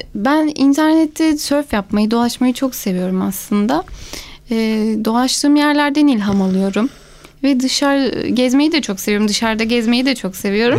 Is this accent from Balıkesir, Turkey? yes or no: yes; Gönen, Balıkesir, Turkey; ben bin dokuz yüz seksen beş Gönen doğumluyum.